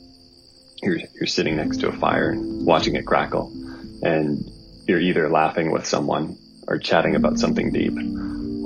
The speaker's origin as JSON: {"language": "English", "region": "Northern Ontario", "country": "Canada", "said": "I'm from Northern Ontario"}